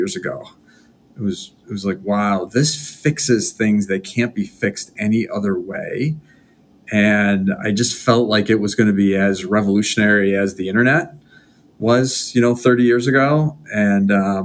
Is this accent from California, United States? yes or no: no; Rochester, New York, United States; I'm from Western New York, so Rochester, New York, which these days seems like a great place to live